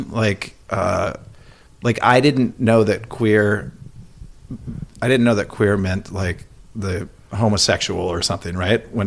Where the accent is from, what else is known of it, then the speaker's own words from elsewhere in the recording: Elk River, Minnesota, United States; Yeah, I grew up in Elk River.